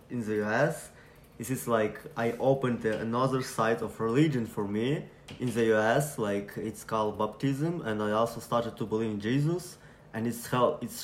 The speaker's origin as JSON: {"language": "English", "town": "Lviv", "region": "Lviv Oblast", "country": "Ukraine", "second_language": "English", "moved": "as an adult", "lives_now": "Buffalo, United States", "said": "and I came from Ukraine. Name of city is Lviv. This is like a good and nice city. It's a tourist city."}